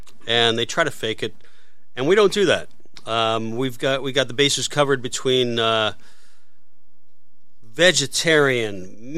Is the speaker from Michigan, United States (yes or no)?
no; North Carolina, United States; also born or lived in Atlanta, Georgia; I mean, when I was younger, I spent time in, I spent some time in growing up in North Carolina, Atlanta, Georgia.